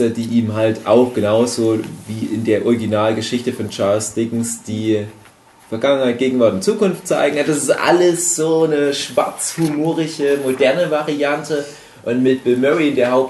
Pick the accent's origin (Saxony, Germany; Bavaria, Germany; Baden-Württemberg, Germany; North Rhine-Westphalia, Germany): Saxony, Germany; in meine alte Heimat fahre, ins Erzgebirge und den auch viel mit meinen Eltern zum Beispiel angucke